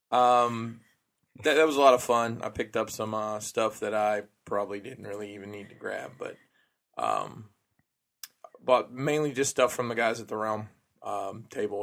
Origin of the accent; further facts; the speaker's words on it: Alabama, United States; moved away; I'm from Alabama.